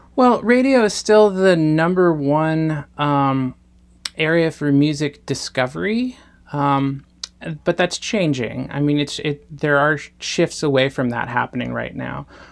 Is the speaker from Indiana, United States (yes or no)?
no; Yakima, Washington, United States; my hometown, Yakima, Washington